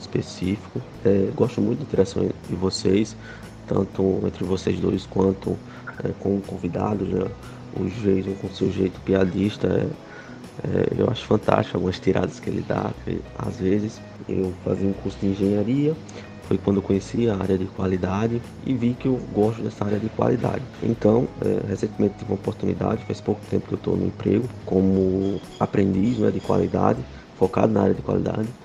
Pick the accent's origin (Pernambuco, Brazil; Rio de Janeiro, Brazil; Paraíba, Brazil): Paraíba, Brazil; João Pessoa; Eu sou de João Pessoa, na Paraíba